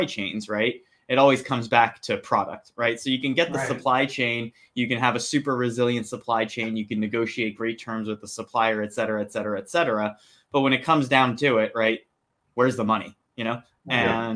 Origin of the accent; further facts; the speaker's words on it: New Jersey, United States; born and raised in New Jersey